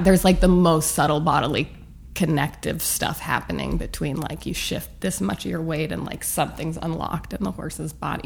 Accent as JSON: {"language": "English", "town": "Santa Monica", "region": "California", "country": "United States", "tie": "born or raised there", "moved": "yes", "lives_now": "New York, United States", "said": "I grew up in Santa Monica, which was like much sleepier"}